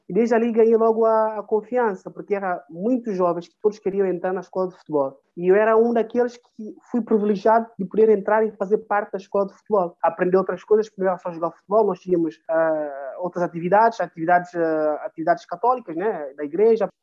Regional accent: São Tomé, Água Grande, São Tomé & Príncipe; moved away; also born or lived in France / Portugal; sou de cidade de Água Grande, que é a capital

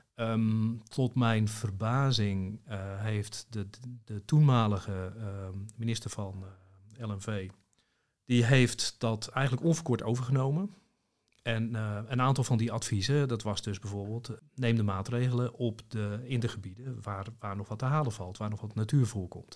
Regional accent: Zaanstreek, North Holland, Netherlands; ik kom uit de Zaanstreek

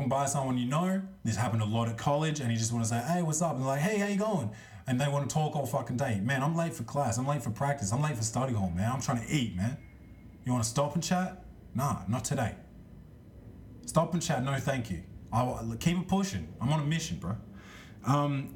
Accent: Australia; I'm Australian.

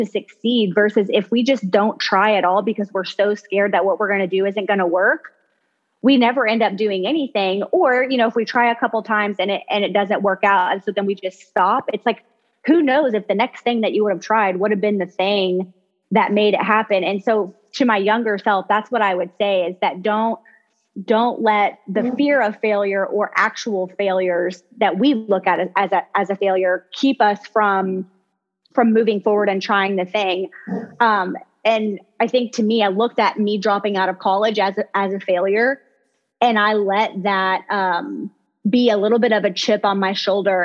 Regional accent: Kentucky, United States; I'm from Kentucky

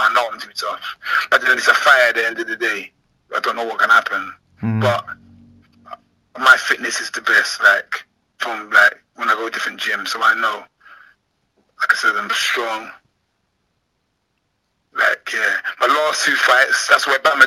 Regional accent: London, United Kingdom; I'm from London

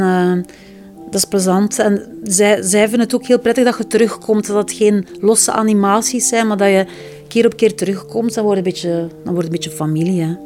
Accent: Flemings, Flanders, Belgium; we zeker als Vlamingen

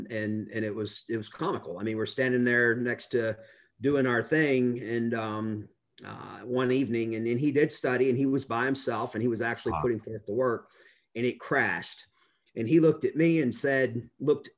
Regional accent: Fulton, Mississippi, United States; moved away as an adult; also born or lived in Cleveland, Ohio / Memphis, Tennessee; now in Middle Tennessee, United States; I was born in Cleveland, Ohio, and I moved to Northeast Mississippi, a small town outside of Tupelo called Fulton in the mid 70s. I was in elementary school and stayed in North Mississippi for quite a while

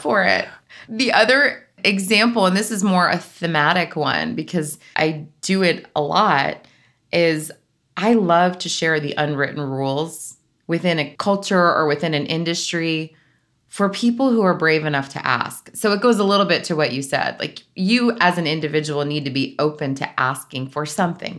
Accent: South Florida, United States; moved away as an adult; also born or lived in Northeast United States; I grew up in South Florida

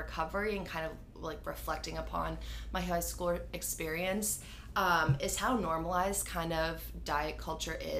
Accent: Grafton, Massachusetts, United States; I'm from Grafton, Mass.

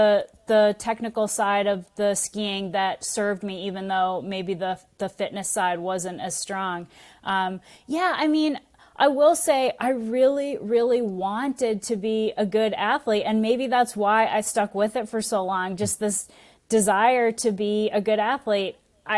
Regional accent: Massachusetts, United States; Yeah. Born and raised in Massachusetts.

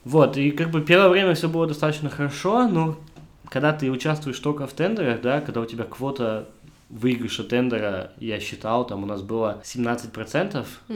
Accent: Almaty, Kazakhstan; moved away as an adult; now in Hamburg, Germany; я единственный казах

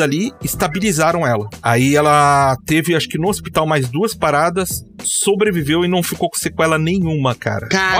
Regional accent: Curitiba, Paraná, Brazil; also born or lived in Londrina; eu sou aqui de Curitiba

